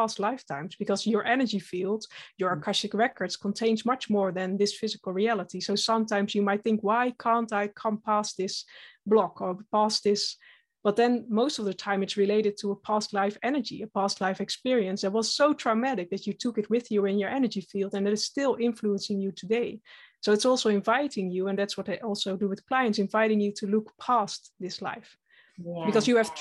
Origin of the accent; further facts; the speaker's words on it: Netherlands; I'm from the Netherlands, Dutch